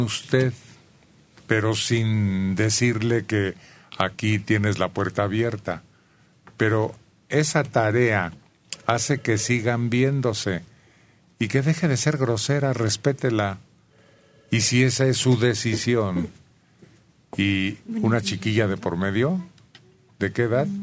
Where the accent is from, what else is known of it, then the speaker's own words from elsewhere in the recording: Celaya, Guanajuato, Mexico; moved away; toda mi vida infantil la pasé en Celaya, Guanajuato